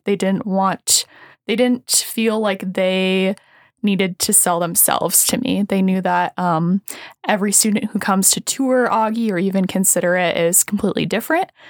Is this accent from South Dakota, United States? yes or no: yes; Sioux Falls, South Dakota, United States; I'm from Sioux Falls